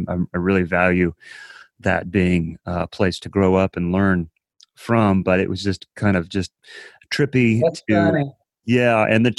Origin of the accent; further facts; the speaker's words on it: Columbus, Ohio, United States; moved away; That's my hometown.